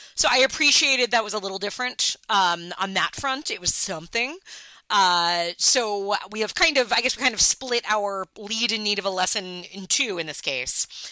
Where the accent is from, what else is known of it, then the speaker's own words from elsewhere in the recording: New York, United States; me being a New Yorker